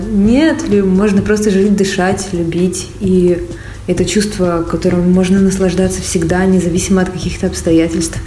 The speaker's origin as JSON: {"language": "Russian", "region": "Siberia", "country": "Russia", "moved": "yes", "lives_now": "India", "said": "Я из Сибири"}